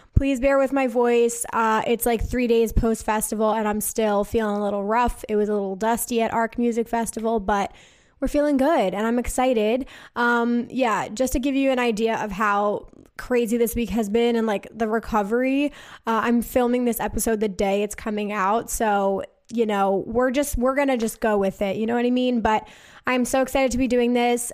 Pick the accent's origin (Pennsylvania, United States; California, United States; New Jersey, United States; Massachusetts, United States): New Jersey, United States; I am from New Jersey